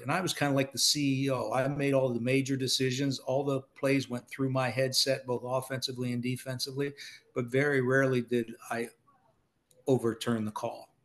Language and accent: English; Ohio, United States; moved away; also born or lived in Annapolis, Maryland / New Jersey; I'm from Ohio